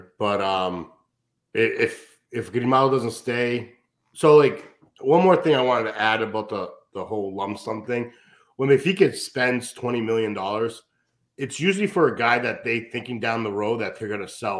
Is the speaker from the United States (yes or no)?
yes; United States; I'm American.